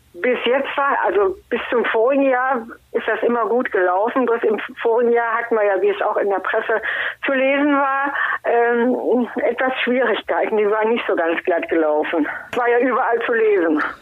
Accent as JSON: {"language": "German", "area": "Heißen", "region": "North Rhine-Westphalia", "country": "Germany", "said": "ich bin ja aus Heißen und in Heißen kennen mich ja viele Leute"}